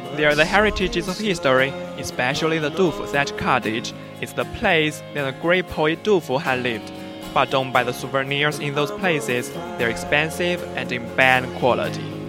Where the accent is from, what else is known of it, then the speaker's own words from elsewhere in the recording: Chengdu, Sichuan, China; I'm from Chengdu